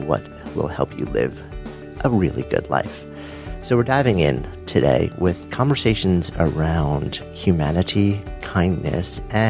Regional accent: New York City, New York, United States; I'm a New Yorker

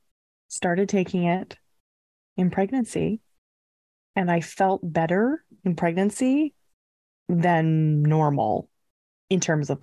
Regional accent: Canada; We're two Canadian ladies

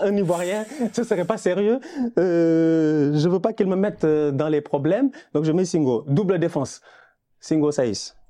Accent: Senegal; chez nous au Sénégal

